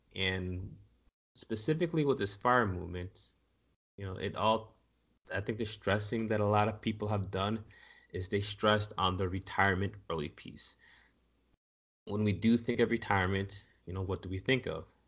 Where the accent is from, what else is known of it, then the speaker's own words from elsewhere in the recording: United States; as American society